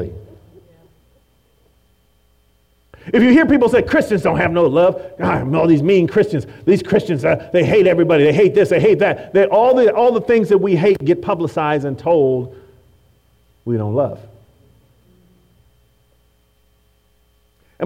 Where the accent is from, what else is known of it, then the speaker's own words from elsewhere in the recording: Oakland, California, United States; I became a Raider fan because I grew up in Oakland and I saw silver and black everywhere